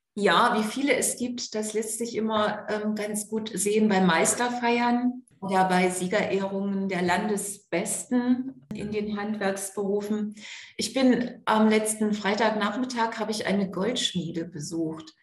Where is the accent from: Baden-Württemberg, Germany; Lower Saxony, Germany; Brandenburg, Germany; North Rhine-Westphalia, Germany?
Lower Saxony, Germany; East Frisia; Ich bin in Ostfriesland geboren und aufgewachsen